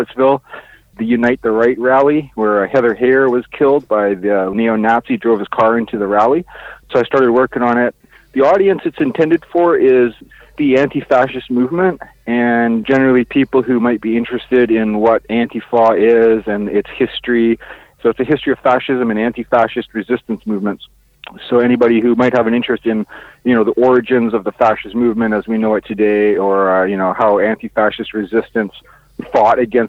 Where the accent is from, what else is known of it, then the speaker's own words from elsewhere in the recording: Kwakwaka'wakw Nation, British Columbia, Canada; I'm from the Kwakwaka'wakw Nation, and I live on the west coast of British Columbia